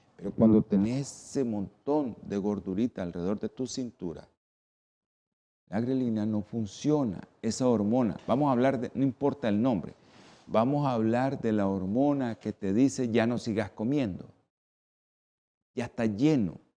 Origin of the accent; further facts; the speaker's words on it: Nicaragua; así somos los nicas